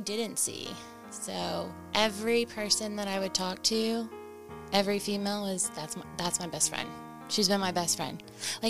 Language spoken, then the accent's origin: English; Henryetta, Oklahoma, United States; moved away; I am from Henrietta, Oklahoma. I was born and raised there, so I went from pre-K all the way up to graduation.